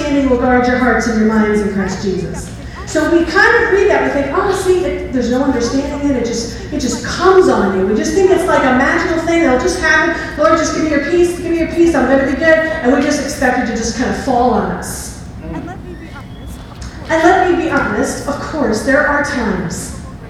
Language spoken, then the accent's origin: English; New York, United States; moved away as an adult; I was born and bred in New York. Like, I've lived there my whole life.